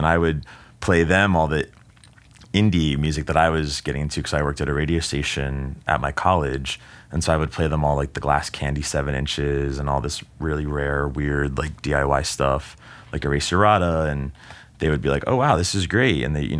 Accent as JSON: {"language": "English", "town": "Jersey City", "region": "New Jersey", "country": "United States", "said": "I moved from Jersey City, which was kind of right next to New York, like one subway stop away."}